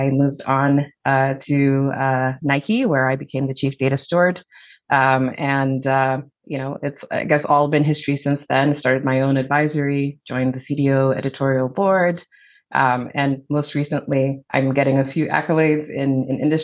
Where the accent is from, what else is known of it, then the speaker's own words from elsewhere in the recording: Zambia; moved away as an adult; now in United States; I'm originally from Zambia. So I immigrated here in 2000 for college